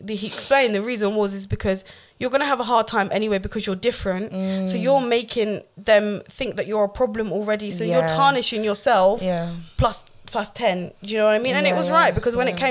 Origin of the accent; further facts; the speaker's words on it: London, United Kingdom; also born or lived in Cambridge; I grew up originally in Northwest London, okay. And then my parents moved out to near Cambridge